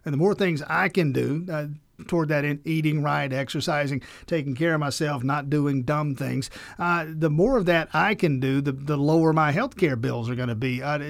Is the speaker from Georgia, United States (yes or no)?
yes; Georgia, United States; I'm from South Georgia, and there are hospitals down there